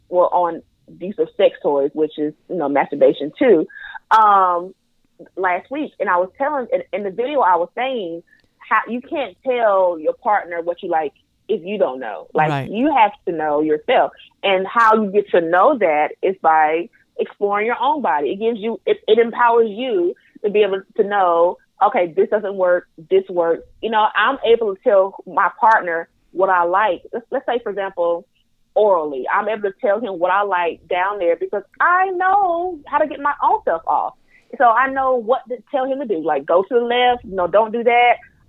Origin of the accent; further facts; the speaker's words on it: the South, United States; But, again, I am from the Bible Belt South, and I don't ever remember someone telling me that touching myself was okay.